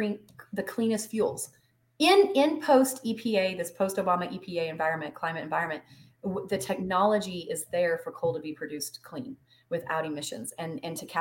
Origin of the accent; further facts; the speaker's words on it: Truth or Consequences, New Mexico, United States; moved away as an adult; So I grew up in Truth or Consequences.